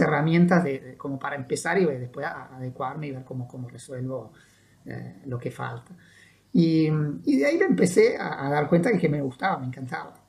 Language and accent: Spanish; Italian-speaking Switzerland, Ticino, Switzerland; moved away as an adult; now in Uruguay; la parte italiana, donde yo, yo vivía y donde nací